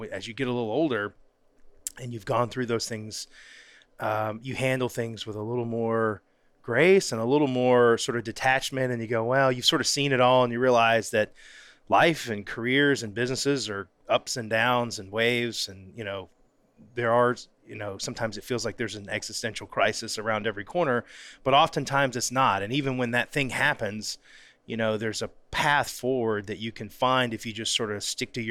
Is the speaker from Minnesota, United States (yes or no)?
no; North Florida, United States; originally from North Florida